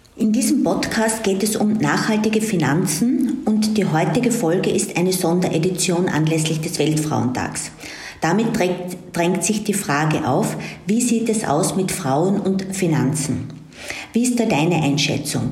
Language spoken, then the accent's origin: German; Austria; für mich als Österreicherin